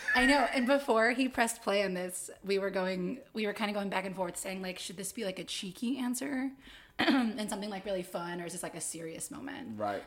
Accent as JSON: {"language": "English", "town": "Utica", "region": "New York", "country": "United States", "tie": "born or raised there", "moved": "yes", "lives_now": "Greensboro, United States", "said": "I'm from upstate New York. I was born in Utica. Shout out 315"}